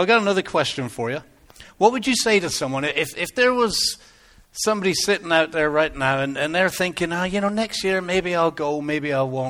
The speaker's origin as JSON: {"language": "English", "region": "England", "country": "United Kingdom", "accent": "English", "moved": "yes", "said": "I kind of lost my English accent a little bit. That's what I used to sound like when I first came over."}